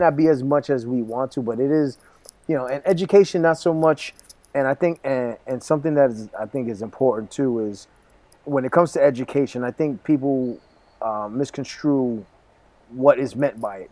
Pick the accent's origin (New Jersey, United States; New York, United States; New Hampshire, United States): New York, United States; Brentwood; first language Spanish; growing up in Brentwood was such an amazing experience